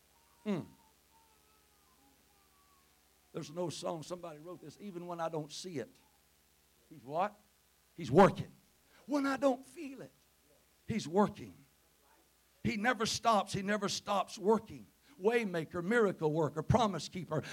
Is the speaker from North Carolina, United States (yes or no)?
no; Covington County, Mississippi, United States; accent: Mississippi; moved away as an adult; now in Tippah County, United States; I'm originally from Covington County, need I say more? Live up there in Tippah County. We first moved up there 33 years ago